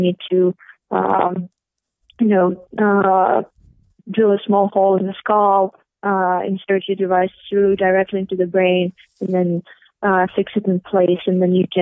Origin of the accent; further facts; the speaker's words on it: St. Petersburg, Saint Petersburg, Russia; moved away as an adult; I'm ethnically Russian, as you can all figure out from my name, and I grew up in St. Petersburg